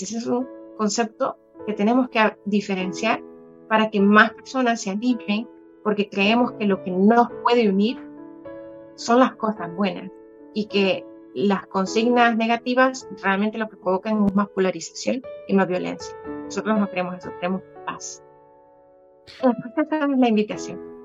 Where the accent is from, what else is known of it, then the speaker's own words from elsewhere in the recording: El Salvador; como salvadoreños